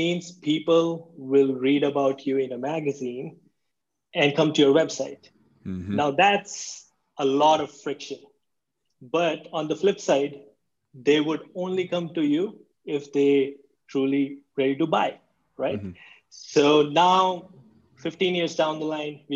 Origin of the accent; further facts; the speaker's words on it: India; also born or lived in Berlin, Germany; now in United States; I was born and raised in India